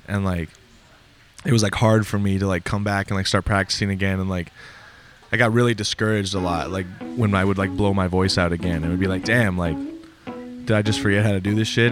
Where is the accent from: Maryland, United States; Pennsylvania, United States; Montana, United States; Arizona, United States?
Montana, United States; moved away as an adult; also born or lived in Minnesota; I'm originally from Montana. I grew up, like, in Montana. When I was nineteen, I moved to Minnesota